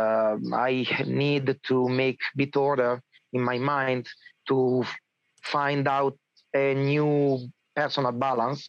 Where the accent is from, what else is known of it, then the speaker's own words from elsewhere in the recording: Alessandria, Piedmont, Italy; English is a second language; now in Gossolengo, Italy; I was born in Alessandria, so I started with Aikido with Nando Magarotto Sensei in Kodokan Alessandria